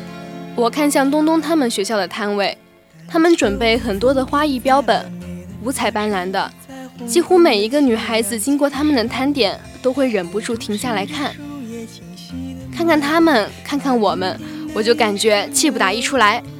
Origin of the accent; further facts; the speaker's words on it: Shijiazhuang, Hebei, China; 啊，我是石家庄的，到厦门上学，华侨大学。